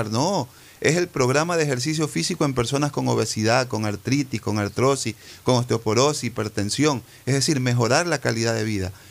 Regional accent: Ecuador; also born or lived in Cuba

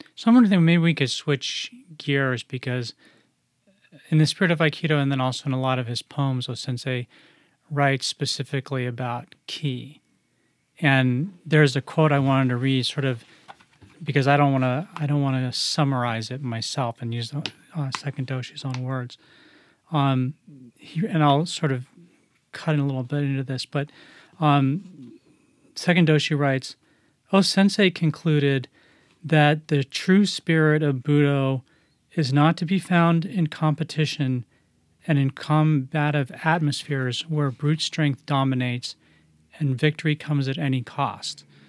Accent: United States; growing up in the United States

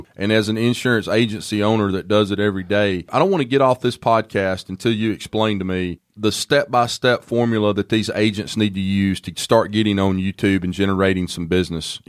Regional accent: Alabama, United States; I'm from Alabama and barely scratched ninth grade

